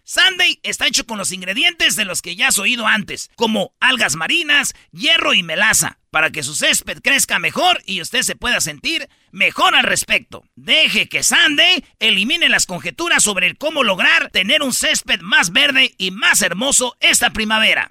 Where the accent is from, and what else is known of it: Mexico